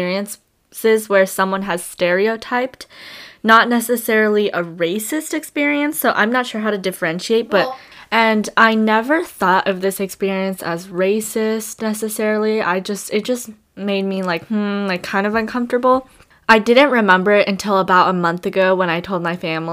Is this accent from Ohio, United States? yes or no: no; California, United States; I live in California, I was born there.